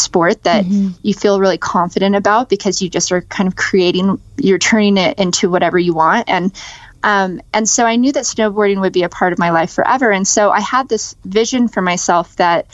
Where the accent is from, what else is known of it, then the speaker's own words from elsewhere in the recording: Las Vegas, Nevada, United States; I grew up in Las Vegas, and that's where I was born and raised.